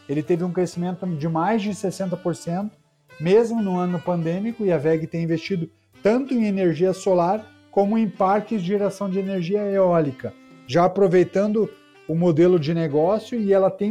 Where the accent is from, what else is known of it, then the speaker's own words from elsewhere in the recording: Curitiba, Paraná, Brazil; Olha, eu sou curitibano.